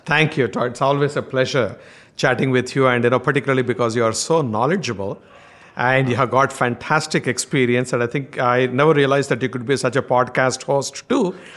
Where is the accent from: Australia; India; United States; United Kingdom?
India; accent: strong Indian; my strong Indian accent